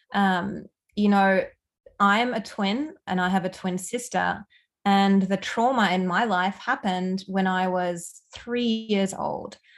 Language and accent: English; Australia; accent: Aussie; moved away as an adult; also born or lived in Germany / Melbourne, Australia; now in Canada; I'm originally from Germany, but I spent a lot of my youth growing up in Australia. So, hence the Aussie accent